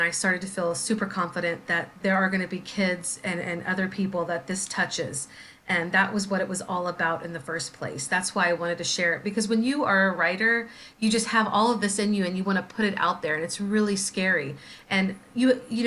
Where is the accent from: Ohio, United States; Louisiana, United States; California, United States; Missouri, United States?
Missouri, United States; St. Joseph; now in Anchorage, United States; I grew up in St. Joseph, Missouri